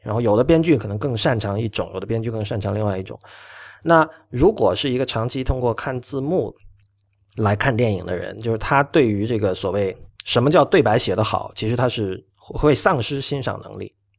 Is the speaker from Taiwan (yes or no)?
no; China; 我自己本身因为在这个粤语地区长大，所以我对粤语，我， 我是会说和会听粤语，而且我对粤语也比较有感情